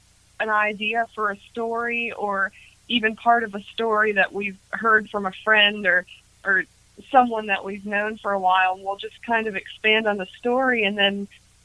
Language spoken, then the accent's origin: English; Harrisburg, Pennsylvania, United States; now in Nashville, United States; I'm from Harrisburg, Pennsylvania.